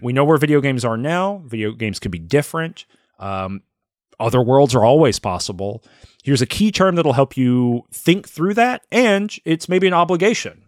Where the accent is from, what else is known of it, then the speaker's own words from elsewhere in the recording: the South, United States; I grew up in the South, but then I grew up in a town that had a factory in it